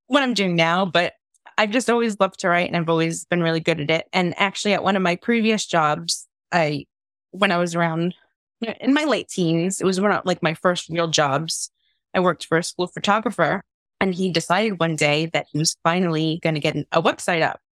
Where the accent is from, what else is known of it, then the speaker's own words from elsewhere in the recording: New York, United States; moved away as an adult; also born or lived in Long Island; now in North West England, United Kingdom; I'm originally from New York, I grew up in Queens and Long Island when I was a teenager, but I've been living in the UK now for the last 12 years